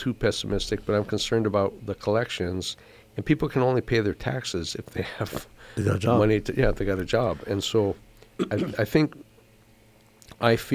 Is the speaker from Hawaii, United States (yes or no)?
yes; Big Island, Hawaii, United States; it's my hometown